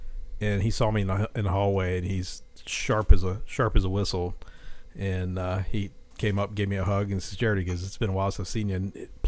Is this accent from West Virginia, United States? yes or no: yes; Morgantown, West Virginia, United States; born or raised there